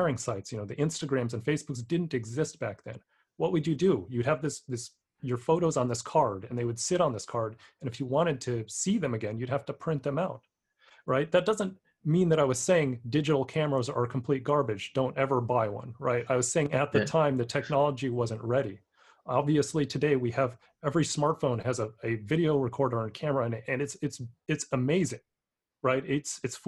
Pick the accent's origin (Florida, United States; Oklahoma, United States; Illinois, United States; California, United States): California, United States; San Francisco; my hometown of San Francisco